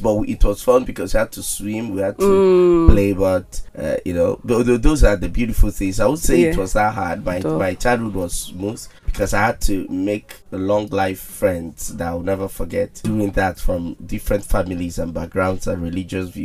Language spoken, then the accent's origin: English; Enugu, Enugu State, Nigeria; One good thing about growing up in Enugu is that we have time.